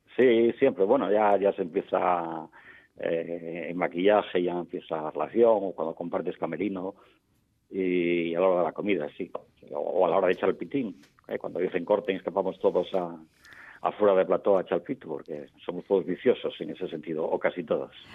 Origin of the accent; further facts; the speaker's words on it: Navia, Asturias, Spain; Yo nací en Navia